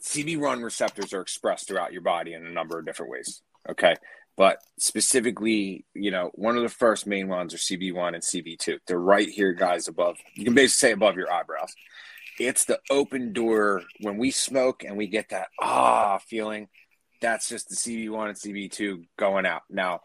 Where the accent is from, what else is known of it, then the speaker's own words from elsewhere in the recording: New Jersey, United States; accent: Jersey; I have a very Jersey